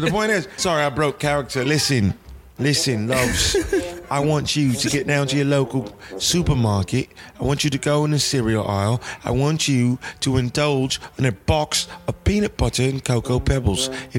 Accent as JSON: {"language": "English", "country": "United Kingdom", "said": "I'm British, and we all know British do better acting than Americans."}